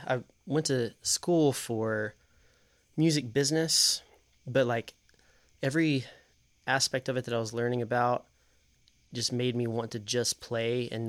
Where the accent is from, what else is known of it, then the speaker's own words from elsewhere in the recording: Knoxville, Tennessee, United States; I grew up in South Knoxville.